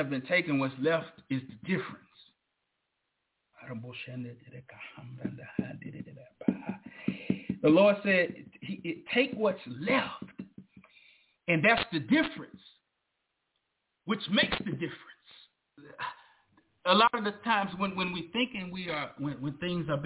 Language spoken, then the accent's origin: English; the South, United States; I'm from down south.